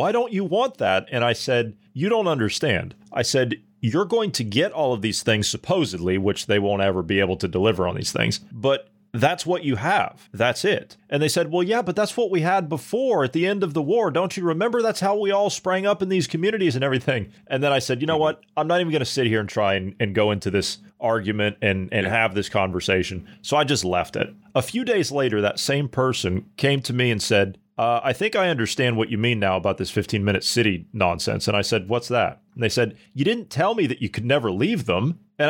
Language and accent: English; United States; accent: American; my American accent